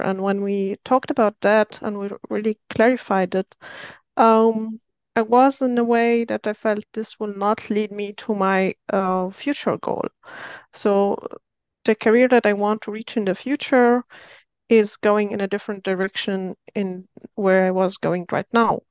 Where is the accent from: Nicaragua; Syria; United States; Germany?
Syria; moved away as an adult; now in Austria; I'm originally from Syria, but I've been living in Austria for ten years, so I'm Austrian now.